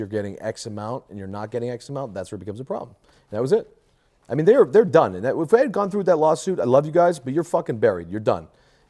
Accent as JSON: {"language": "English", "town": "Lawrence", "region": "Massachusetts", "country": "United States", "said": "I come from Lawrence, Massachusetts."}